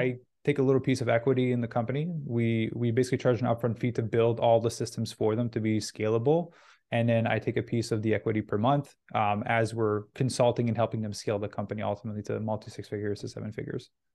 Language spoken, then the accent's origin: English; Canada; also born or lived in Vancouver; I'm Canadian, so I was in Vancouver at the time